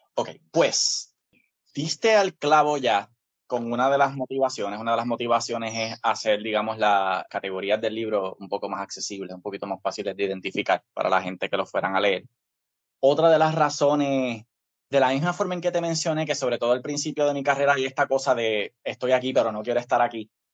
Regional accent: Isabela, Puerto Rico; also born or lived in Río Piedras, Puerto Rico / Santurce, Puerto Rico; desde los 14 hasta los 18 en Isabela

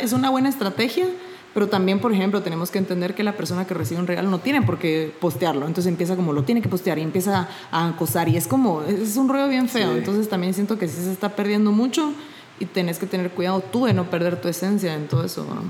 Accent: Guatemala; yo soy de Guatemala

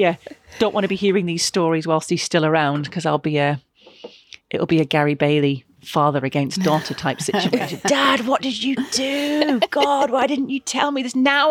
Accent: Glasgow, Scotland, United Kingdom; And growing up in Scotland and living in and around sort of Glasgow, you had the big brick walls and other buildings, and you just used to head a ball against the brick wall.

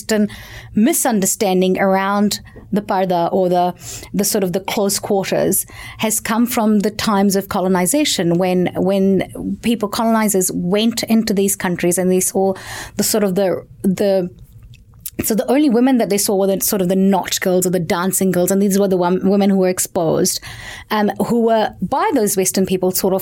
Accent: Pakistan; now in New Zealand; I come from Pakistan

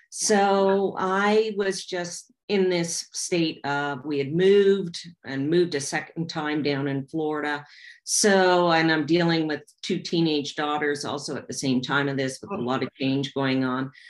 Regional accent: Canada; And we're being Canadian, it was a really, really big deal.

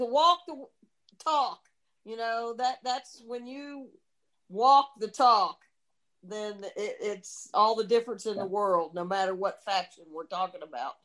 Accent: the South, United States; Growing up in the South, having parents who were so understanding that we had to change things.

